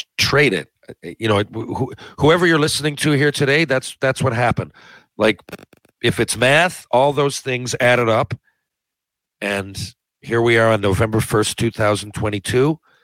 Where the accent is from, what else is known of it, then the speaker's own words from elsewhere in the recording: Mount Pearl, Newfoundland and Labrador, Canada; Growing up in Mount Pearl, Newfoundland